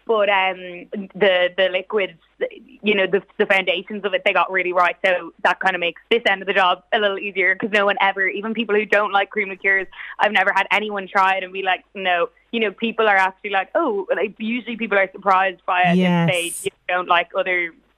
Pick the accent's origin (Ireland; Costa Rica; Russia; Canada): Ireland; Navan, County Meath; Yeah, so we're from Navan. Navan is where the magic happens. The office is here.